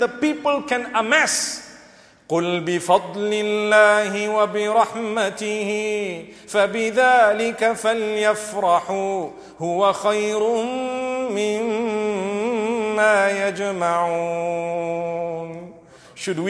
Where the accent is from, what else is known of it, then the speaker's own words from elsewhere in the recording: Zimbabwe; I come from Zimbabwe. The weakness of our currency at one stage forced us to learn those figures